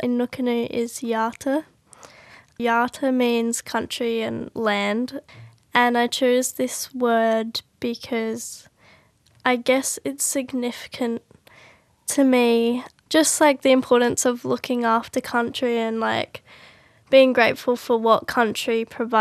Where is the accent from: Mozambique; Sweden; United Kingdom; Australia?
Australia; Adelaide, South Australia; I'm 18 and I live in Adelaide, and I grew up in Adelaide as well.